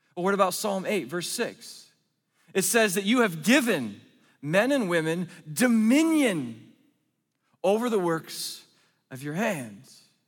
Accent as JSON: {"language": "English", "region": "Oregon", "country": "United States", "said": "I'm from Oregon"}